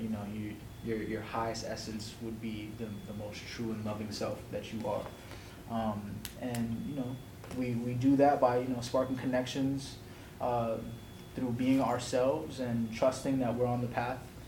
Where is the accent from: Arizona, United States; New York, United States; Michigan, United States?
New York, United States; New York City; moved away as an adult; now in Raleigh, United States; I'm originally from the Bronx. I'm 22 years old, and I just moved down here to Raleigh about a month or so ago